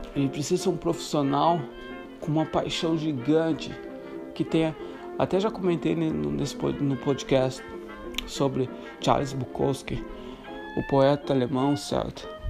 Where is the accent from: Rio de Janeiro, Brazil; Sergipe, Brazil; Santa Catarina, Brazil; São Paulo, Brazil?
Santa Catarina, Brazil; moved away as an adult; also born or lived in Morocco / Ireland / Greece; sendo brasileiro, Santa Catarina